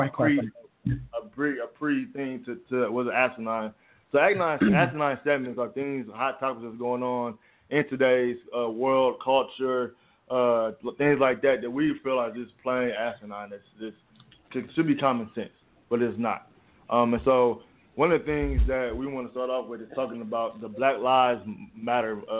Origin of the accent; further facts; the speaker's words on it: Detroit, Michigan, United States; also born or lived in Canton, Michigan; I'm from Detroit, the D.